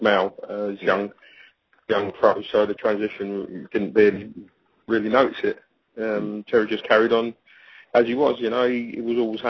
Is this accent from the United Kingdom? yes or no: yes; London, United Kingdom; I'm growing up in the East End of London